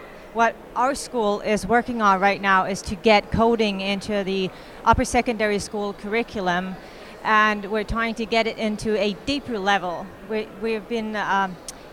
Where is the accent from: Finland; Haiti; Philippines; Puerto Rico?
Finland; I come from Finland